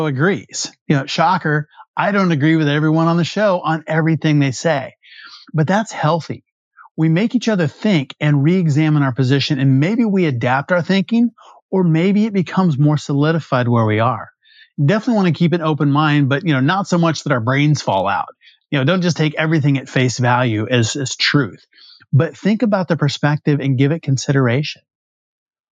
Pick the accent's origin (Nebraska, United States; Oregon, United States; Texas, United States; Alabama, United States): Texas, United States; West; I'm from Friday Night Lights country in West Texas